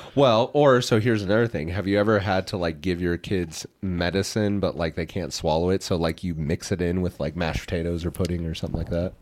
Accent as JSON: {"language": "English", "region": "Midwest", "country": "United States", "said": "we're from the Midwest"}